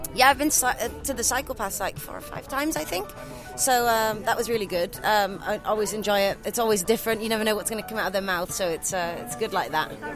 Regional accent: The Hague, South Holland, Netherlands; the Hague.

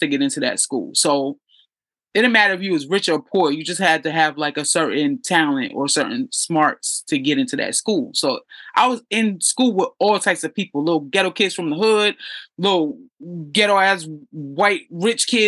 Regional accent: New York City, New York, United States; I grew up in the hood. I'm from East New York, Brooklyn

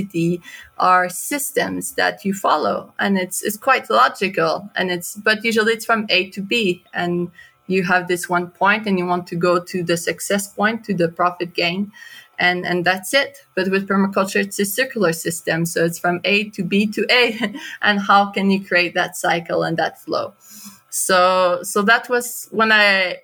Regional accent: Canada; moved away; also born or lived in Guatemala; I'm from Canada

